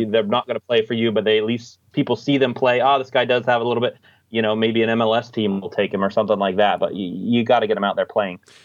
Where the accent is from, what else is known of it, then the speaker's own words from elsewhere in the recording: United States; now in Australia; I'm actually American, l, living in Australia